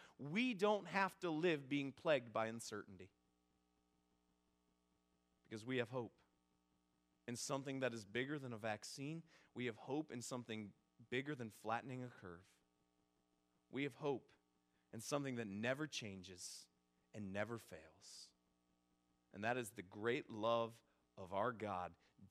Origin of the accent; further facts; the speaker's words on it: Northeast Ohio, United States; moved away; I'm originally from Northeast Ohio